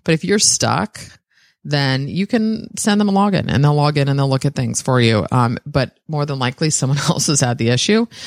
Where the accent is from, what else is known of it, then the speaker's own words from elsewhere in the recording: San Francisco, California, United States; I was born in San Francisco, sixth generation.